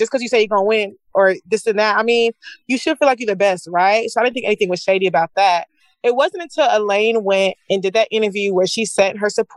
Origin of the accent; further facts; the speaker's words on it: Nigeria; being Nigerian